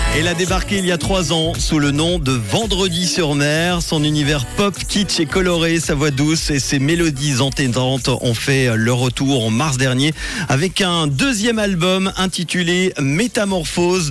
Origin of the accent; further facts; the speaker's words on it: Switzerland; chez nous au Docs à Lausanne